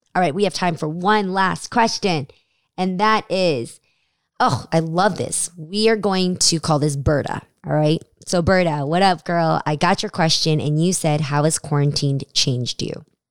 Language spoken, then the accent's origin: English; United States; being Asian American